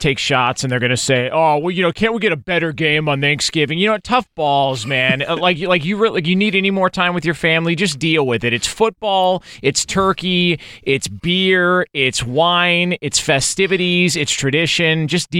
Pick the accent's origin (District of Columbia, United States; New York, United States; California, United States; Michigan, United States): California, United States; Southern; I'm born and raised in Southern California, but half of my family all came from Illinois